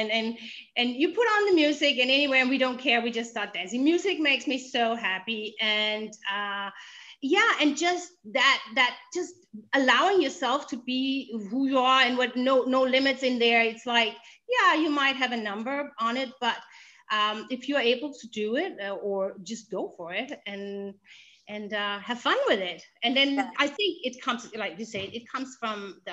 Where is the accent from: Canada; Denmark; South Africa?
Denmark; English is a second language; in Denmark, I'm Danish, by the way, so excuse me for my language. This English is my second language